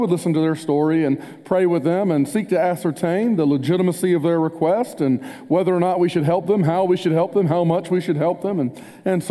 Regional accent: Spartanburg, South Carolina, United States; moved away; also born or lived in Wilmore, Kentucky; I grew up in Spartanburg, a heavily Bible Belt town

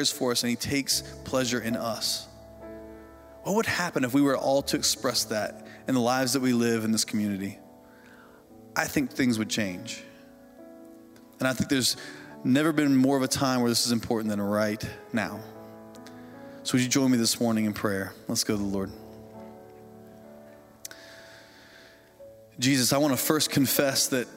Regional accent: Indiana, United States; I grew up in Indiana on a farm, and my family raised hogs

